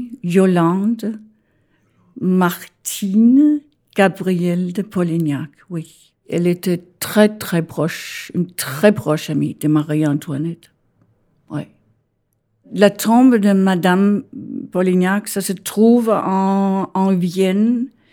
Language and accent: French; Denmark; French is a second language; moved away as an adult; also born or lived in Copenhagen, Denmark; now in Paris, France; Je suis née au Danemark